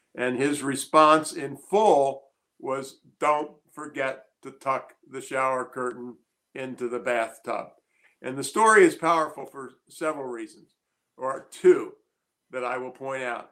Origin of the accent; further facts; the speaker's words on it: Annapolis, Maryland, United States; I grew up in Annapolis, Maryland in the 50s